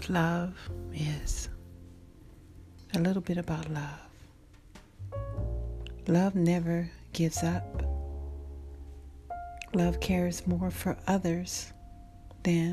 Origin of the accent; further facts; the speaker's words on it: the South, United States; I'm from the South